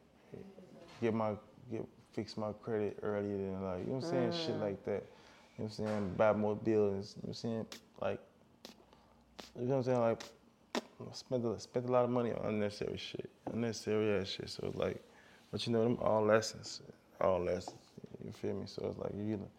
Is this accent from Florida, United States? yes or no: no; Chicago, Illinois, United States; I'm from Chicago